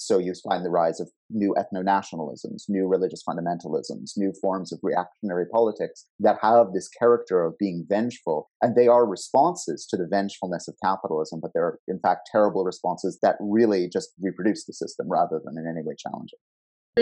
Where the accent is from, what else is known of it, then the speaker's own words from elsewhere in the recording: Canada; here in my home country of Canada